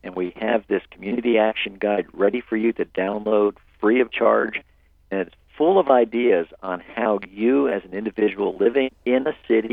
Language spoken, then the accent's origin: English; Atlanta, Georgia, United States; Atlanta is my hometown.